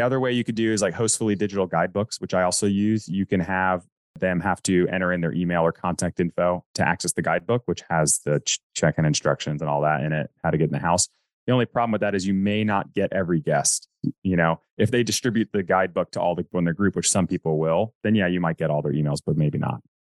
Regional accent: North Carolina, United States; I grew up in North Carolina

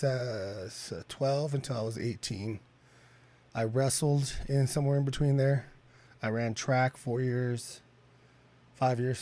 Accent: Bakersfield, California, United States; also born or lived in Prosser, Washington / Redding, California; went to school here in Bakersfield. I wasn't born here, surprisingly. I was born in Washington

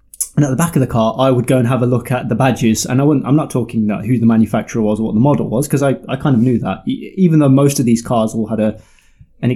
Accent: the Midlands, England, United Kingdom; I'm from the Midlands, and in the Midlands, we had something called the Bargain Pages

